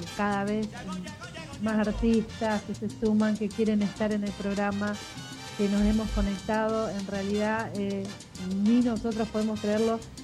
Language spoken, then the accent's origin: Spanish; Rosario, Santa Fe, Argentina; somos todos rosarinos